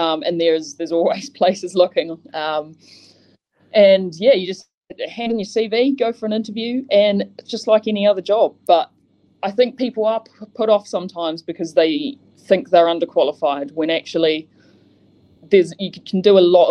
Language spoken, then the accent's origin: English; New Zealand; moved away as an adult; also born or lived in Christchurch, New Zealand; now in Bristol, United Kingdom; I'm from the middle of nowhere. So I'm further south than Christchurch